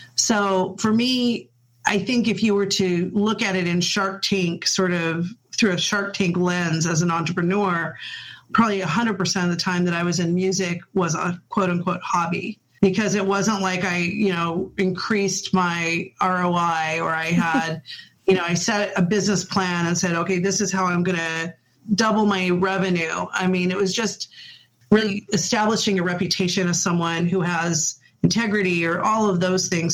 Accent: Puyallup, Washington, United States; also born or lived in Spokane, Washington / Federal Way, Washington / Seattle, Washington; I'm native actually to Washington. I was born in Spokane. Um, my parents we moved to Federal Way for a little while, and then I they settled us down in Puyallup. And so I really spent most of my school years in Puyallup

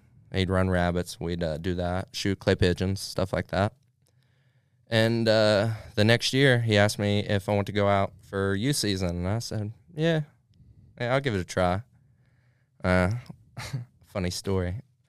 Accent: United States; we grew up in Highland County.

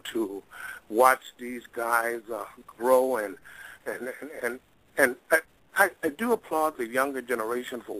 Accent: Mississippi, United States; moved away; Originally I'm from Mississippi. I'm just a country boy

